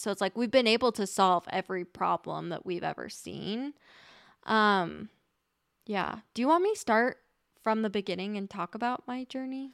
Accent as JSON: {"language": "English", "region": "Utah", "country": "United States", "tie": "born or raised there", "also_born_or_lived": "New Zealand / Colorado", "said": "pretty much born and raised in Utah, lived in New Zealand"}